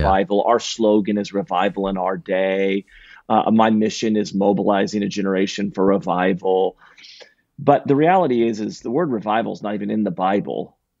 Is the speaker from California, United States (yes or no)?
yes; Redding, California, United States; now in Sacramento, United States; born and raised in Redding, California